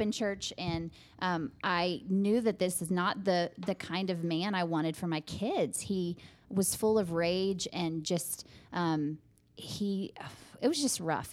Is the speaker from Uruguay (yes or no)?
no; Midland, United States; I was born and raised in Midland